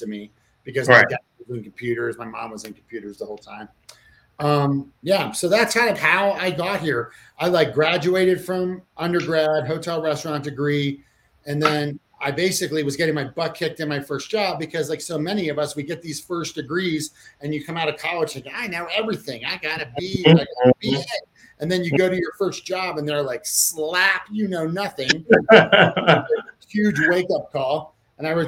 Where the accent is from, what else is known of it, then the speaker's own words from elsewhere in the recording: Maryland, United States; I'm actually from Maryland too, which is just ironically, like, my first restaurant job was at the Jerry Subs and Pizza in the Columbia Mall when I was 14 years old